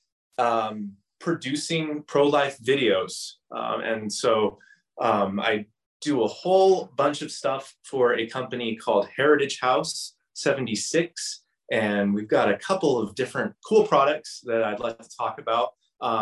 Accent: Tucson, Arizona, United States; moved away; I am originally from Tucson, and when I was 14 years old, I started volunteering with the Crisis Pregnancy Center there

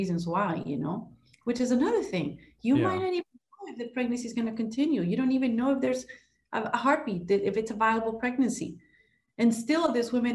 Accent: Ecuador; moved away as an adult; now in Miami, United States; I'm Ecuadorian. I was born and raised in Ecuador

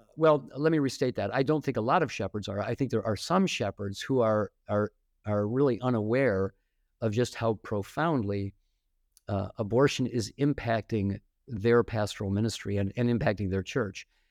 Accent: Detroit, Michigan, United States; moved away as an adult; also born or lived in Fort Wayne, Indiana; my hometown in, in Detroit

